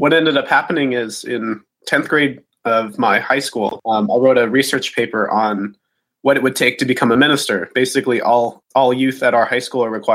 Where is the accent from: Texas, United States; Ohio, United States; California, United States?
California, United States; Fremont; I'm from Fremont, California, where in the eighth grade I joined Mission Peak Unitarian Universalist Congregation, which coincidentally was maybe 15 minutes away from my home.